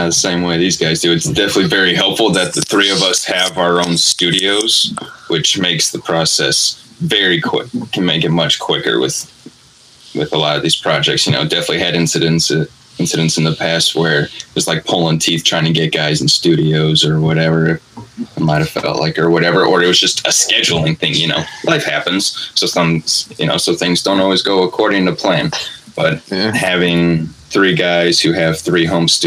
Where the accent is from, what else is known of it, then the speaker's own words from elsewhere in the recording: Milwaukee, Wisconsin, United States; now in Orlando, United States; I grew up in Milwaukee, Wisconsin